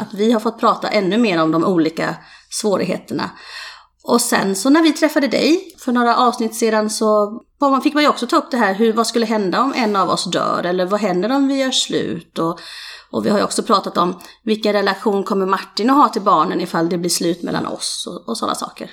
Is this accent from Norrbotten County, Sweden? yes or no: no; Falkenberg, Halland County, Sweden; Jag är ju Falkenbergare från början.